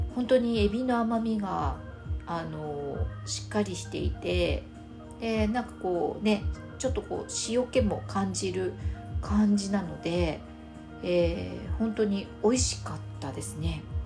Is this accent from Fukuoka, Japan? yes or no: yes; Fukuoka, Japan; 私は福岡出身なので